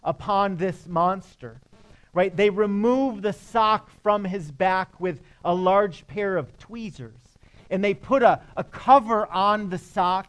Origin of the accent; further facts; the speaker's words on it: Michigan, United States; I'm from Michigan